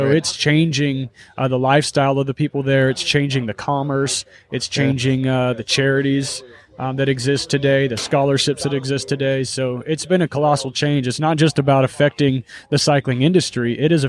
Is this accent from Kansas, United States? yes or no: yes; Emporia, Kansas, United States; moved away as an adult; in my hometown. I tried very hard to escape Emporia and never in a million years thought it'd be returning there